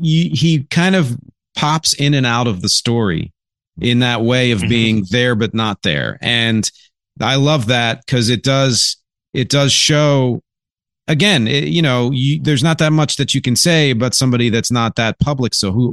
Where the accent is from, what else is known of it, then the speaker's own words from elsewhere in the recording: Philadelphia, Pennsylvania, United States; I'm originally from Philly, so any … I'll be into.